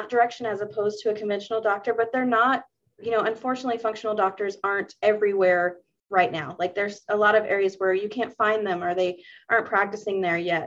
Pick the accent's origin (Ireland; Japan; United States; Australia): United States; the South; I grew up in the South